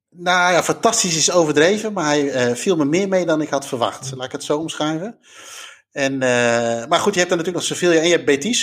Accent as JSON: {"language": "Dutch", "country": "Netherlands", "said": "we uit Nederland kwamen"}